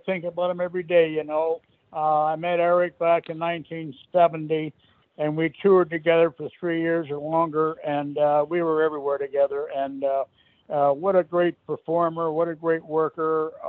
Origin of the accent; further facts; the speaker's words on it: Kirkland Lake, Ontario, Canada; moved away; also born or lived in Los Angeles, United States; Alex actually came from a town not too far from where I came from in Canada. I came from Kirkland Lake.